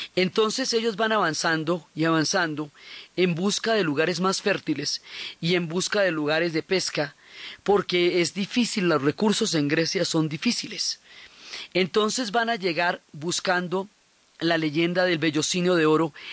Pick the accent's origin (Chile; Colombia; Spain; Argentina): Colombia; Nosotros que somos pueblos del Dorado, que estamos acostumbrados a los quimbayas, que tenemos un museo del oro